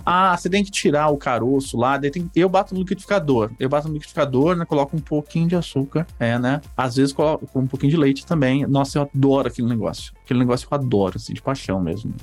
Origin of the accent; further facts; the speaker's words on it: São Paulo, Brazil; eu cresci na, em São Paulo